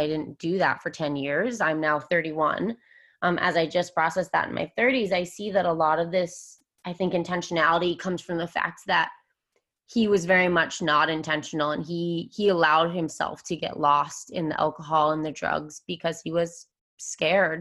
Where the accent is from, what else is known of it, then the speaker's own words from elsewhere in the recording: Vermont, United States; moved away as an adult; now in San Diego, United States; I'm actually from Vermont. I've lived in San Diego for the last 8 years